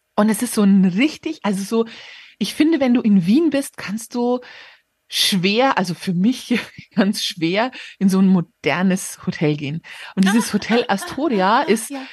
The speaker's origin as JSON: {"language": "German", "town": "Regensburg", "region": "Bavaria", "country": "Germany", "tie": "born or raised there", "moved": "yes", "lives_now": "Munich, Germany", "said": "von Regensburg, wo ich geboren bin"}